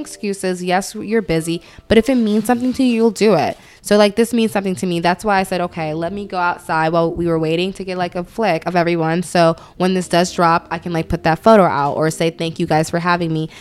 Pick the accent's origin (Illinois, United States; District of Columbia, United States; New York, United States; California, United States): New York, United States; New York City; also born or lived in Atlanta, Georgia; I am from Brooklyn. Um, spent a little bit of my childhood in Atlanta, so there's going to be some words I say very Southern